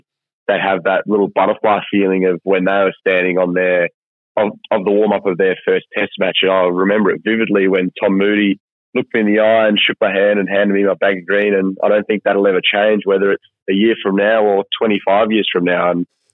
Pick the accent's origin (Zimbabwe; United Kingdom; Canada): Zimbabwe; growing up in Africa